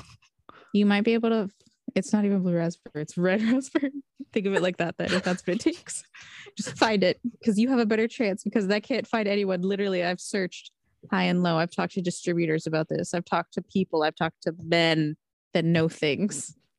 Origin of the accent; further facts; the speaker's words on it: Texas, United States; moved away; also born or lived in California; I'm from Texas